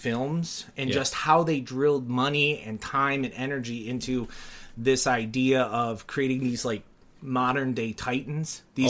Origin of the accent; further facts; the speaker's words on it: Detroit, Michigan, United States; also born or lived in Ohio; Yes, I grew up in a suburb of Detroit, Michigan. But to two parents who came from Ohio, I was born in Ohio.